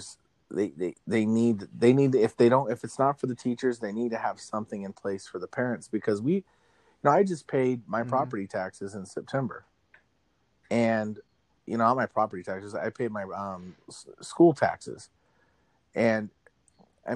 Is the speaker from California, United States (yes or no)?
no; Arizona, United States; now in Pittsburgh, United States; growing up in Arizona, like I have a contrast because here in Pittsburgh